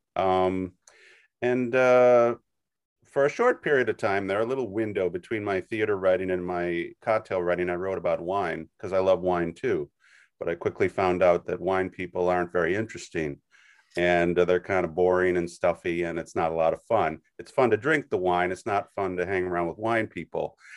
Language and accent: English; Wisconsin, United States; moved away as an adult; now in New York, United States; I'm originally from Wisconsin. I've lived in New York about thirty years